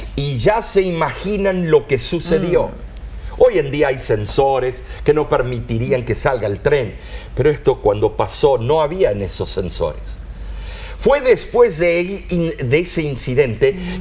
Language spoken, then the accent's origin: Spanish; Argentina; nací en Argentina